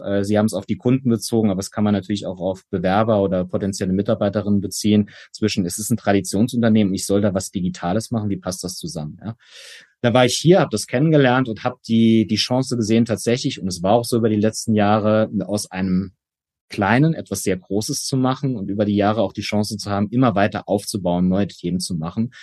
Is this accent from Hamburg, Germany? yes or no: no; Saarland, Germany; Erstmal ist es meine Heimat. Ich bin gebürtiger Saarländer